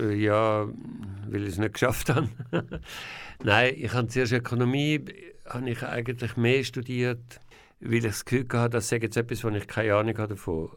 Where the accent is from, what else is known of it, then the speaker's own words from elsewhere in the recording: Zürcher Weinland, Zurich, Switzerland; also born or lived in Bern / Winterthur / Engadin; ich bin in Bern geboren, weil mein Vater ist Berner war. Mein Vater ist sehr früh gestorben. Und wo mein Vater gestorben ist, bin ich mit meiner Familie zusammen nach in Kanton Zürich gezügelt, aufs Land, in ein Haus mit einem Garten und bin dort aufgewachsen